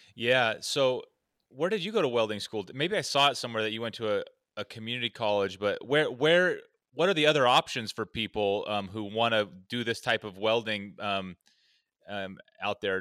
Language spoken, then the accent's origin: English; Oregon, United States; I'm from Oregon where logging and timber is just, it's all around us